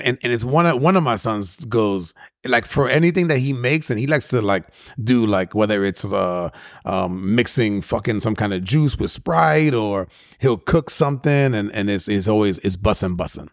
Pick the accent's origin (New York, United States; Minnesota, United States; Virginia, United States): New York, United States; guys that I grew up with in New York